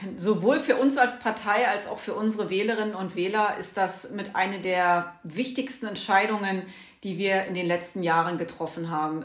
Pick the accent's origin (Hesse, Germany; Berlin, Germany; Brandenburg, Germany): Brandenburg, Germany; also hier in meiner Heimatregion, ich komme aus Brandenburg